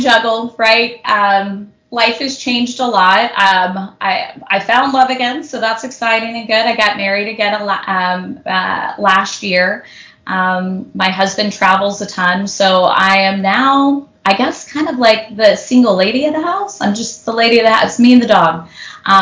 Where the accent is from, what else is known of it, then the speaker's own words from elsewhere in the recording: Houston, Texas, United States; now in Southern California, United States; I live in Southern California, but I was born and raised in Houston, Texas, so I really had no family here